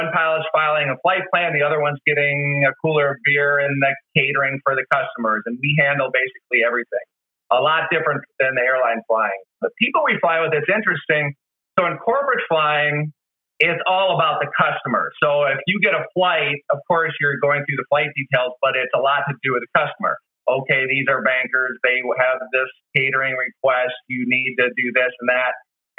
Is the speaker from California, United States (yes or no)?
no; Wisconsin, United States; also born or lived in St. Louis; I was born and raised in Wisconsin. I thought this job would take me all over the place, but all my jobs actually kept leading me right back to the Midwest.